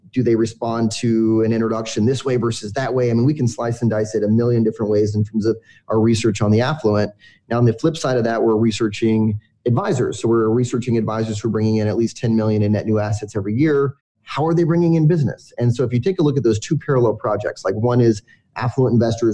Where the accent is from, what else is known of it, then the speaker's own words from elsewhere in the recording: Southern California, United States; moved away as an adult; also born or lived in North Carolina; I grew up in Southern California, went to grad school in North Carolina